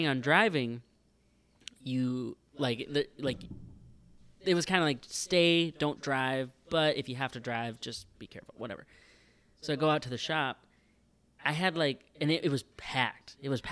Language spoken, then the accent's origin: English; Sherwood, North Dakota, United States; from my hometown